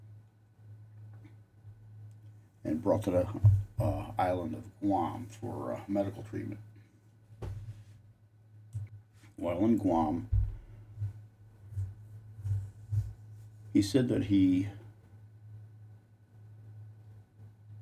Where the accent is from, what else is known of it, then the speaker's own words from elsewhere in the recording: Connecticut, United States; my home state of Connecticut